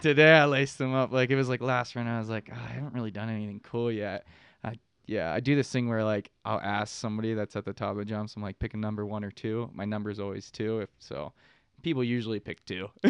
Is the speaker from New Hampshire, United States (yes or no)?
no; Pittsburgh, Pennsylvania, United States; moved away as an adult; also born or lived in Utah; I'm from Pittsburgh, Pennsylvania. Uh, grew up there, rode Seven Springs uh, I was about 18